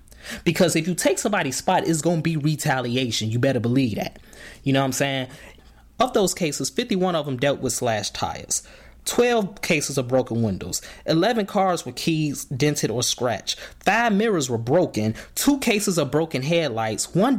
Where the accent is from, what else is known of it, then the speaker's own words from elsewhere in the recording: Markham, Illinois, United States; also born or lived in Chicago, Illinois; I'm from Markham, which is a burb, a suburb of Chicago, south suburb to be exact. But I spent a lot of time in the city at relatives' house, mainly my grandma down on the low end in Bronzeville.